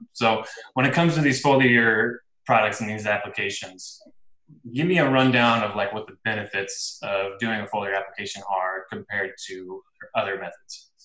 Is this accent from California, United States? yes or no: no; Illinois, United States; I'm from Illinois, and here in the Midwest